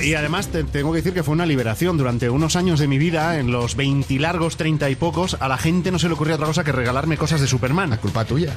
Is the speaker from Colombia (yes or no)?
no; Mollet del Vallès, Catalonia, Spain; Radio Mollet, en mi pueblo